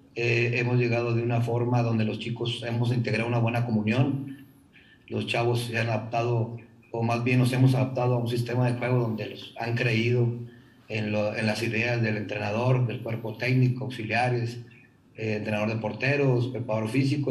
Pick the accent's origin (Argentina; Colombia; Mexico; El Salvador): Mexico; Monterrey, Nuevo León; nosotros como buenos regiomontanos